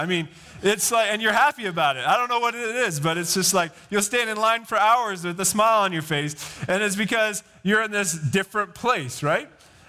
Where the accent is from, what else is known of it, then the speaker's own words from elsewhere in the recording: Idaho, United States; when I was growing up, I grew up in Idaho.